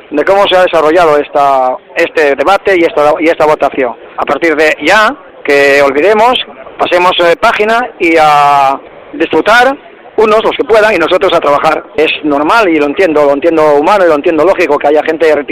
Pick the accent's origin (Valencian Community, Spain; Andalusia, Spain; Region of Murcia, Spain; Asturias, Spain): Asturias, Spain; Gijón; Una emoción muy grande, porque soy esportinguisa, soy gijonesa.